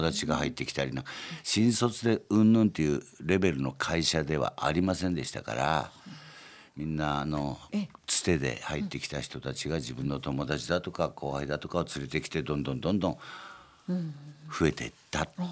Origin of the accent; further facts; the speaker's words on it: Ota, Gunma, Japan; born or raised there; also born or lived in Kyoto